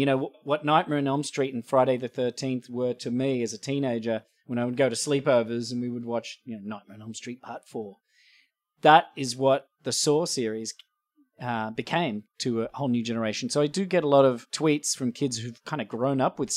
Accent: Australia; moved away as an adult; now in Los Angeles, United States; being an Australian, coming from a country where we have a sensible attitude about guns

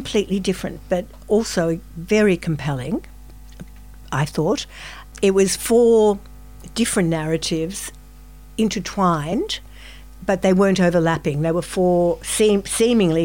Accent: Melbourne, Victoria, Australia; I'm from Melbourne myself.

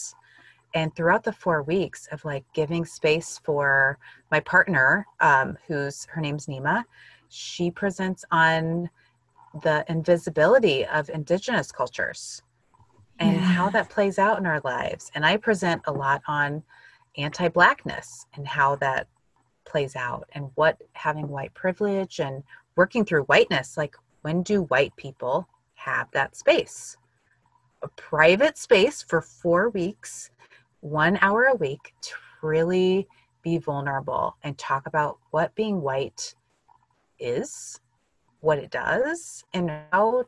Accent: Illinois, United States; I grew up in Illinois in the U.S., and I grew up with mostly white people

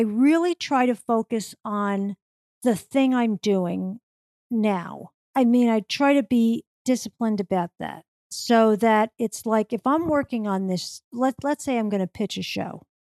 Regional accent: New York, United States; when I was growing up in New York

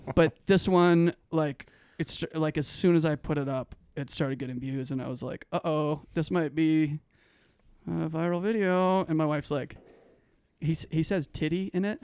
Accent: Calgary, Alberta, Canada; now in Boise, United States; I'm from Calgary, Alberta

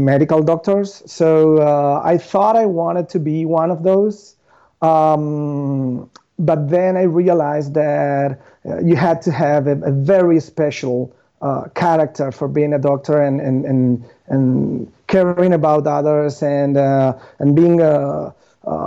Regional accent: Buenos Aires, Argentina; I was born and raised in Buenos Aires

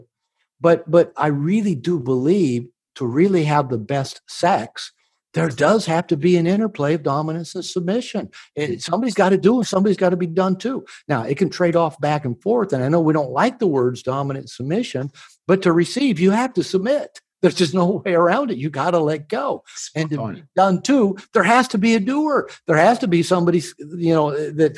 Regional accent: United States; I'm from America

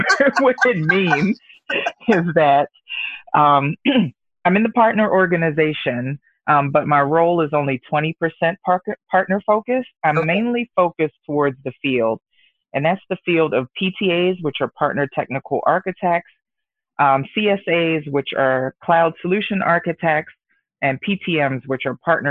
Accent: Baltimore, Maryland, United States; moved away as an adult; also born or lived in Virginia / Washington, D.C. area; now in Redmond, United States; I was born and raised in Baltimore City

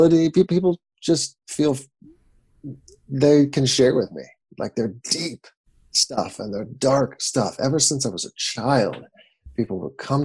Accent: about 40 minutes east of Seattle, Washington, United States; now in San Diego, United States; I grew up in the best place in the world, in the northwest of the United States, about 40 minutes east of the city of Seattle

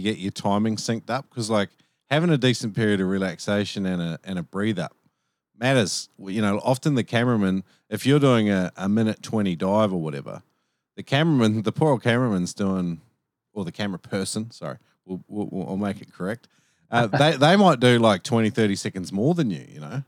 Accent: Nelson, New Zealand; I was born in Nelson, just as a little bit of a point. Stoke Nelson.

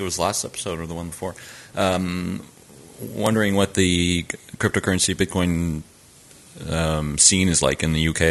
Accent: Canada; now in Lille, France; I am a Canadian-born user experience designer and developer based in Lille, France

